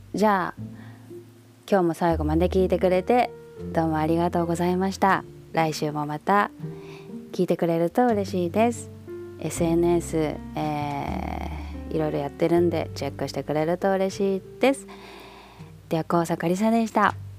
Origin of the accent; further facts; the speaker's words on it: Japan; moved away as an adult; 私やっぱ生まれもあとその育ちも、まあ、18ぐらいまでいた故郷ですからやっぱここの人間